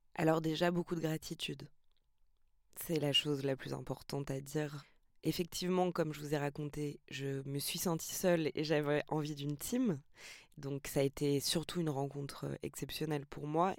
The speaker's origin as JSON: {"language": "French", "town": "Montreuil", "region": "Île-de-France", "country": "France", "tie": "born or raised there", "said": "Je suis née à Montreuil, je suis née dans les quartiers"}